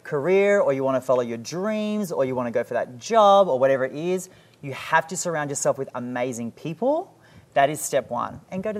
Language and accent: English; Sydney, New South Wales, Australia; now in United States; So I came from Sydney, right? And you need a couple of million bucks to get just a house.